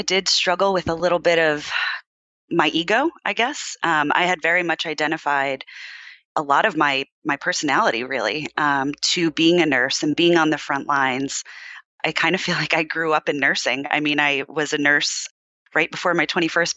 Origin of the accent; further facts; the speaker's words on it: East Coast, United States; moved away as an adult; now in California, United States; I am originally from the East Coast